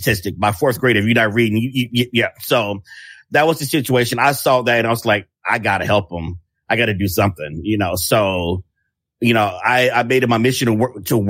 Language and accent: English; Chicago, Illinois, United States; I'm from Chicago